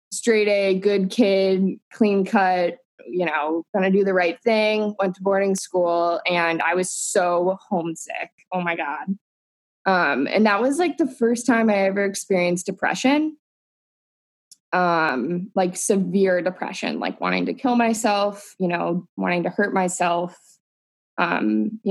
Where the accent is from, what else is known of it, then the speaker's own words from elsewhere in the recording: Southern California, United States; I grew up in Southern California.